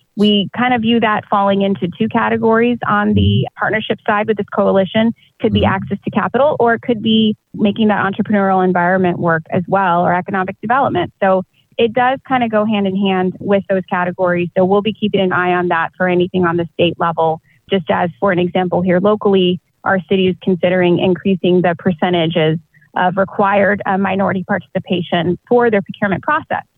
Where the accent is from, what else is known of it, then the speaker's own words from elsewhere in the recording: Austin, Texas, United States; moved away as an adult; also born or lived in Chicago, Illinois; now in San Antonio, United States; I was born and raised in Austin, South Austin, there, almost by Buda. Uh, grew up there